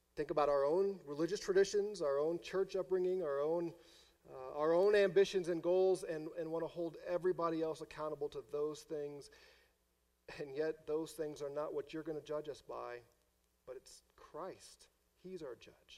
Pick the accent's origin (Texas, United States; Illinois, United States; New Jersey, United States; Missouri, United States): Missouri, United States; St. Louis; moved away; because I'm from St. Louis